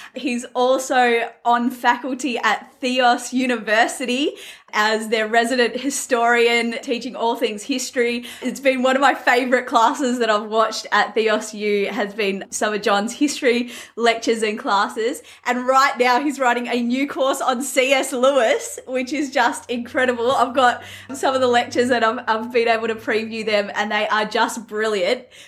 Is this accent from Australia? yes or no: yes; Australia; I'm an Aussie, so I don't pronounce anything correctly.